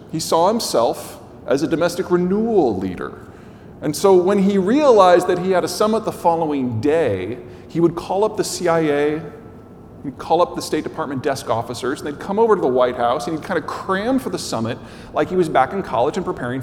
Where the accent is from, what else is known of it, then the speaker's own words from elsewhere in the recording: United States; As an American